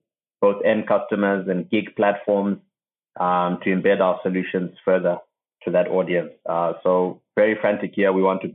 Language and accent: English; Zimbabwe; moved away as an adult; also born or lived in United States / United Kingdom / Nairobi, Kenya; I'm from Zimbabwe, and the US is where I went for college.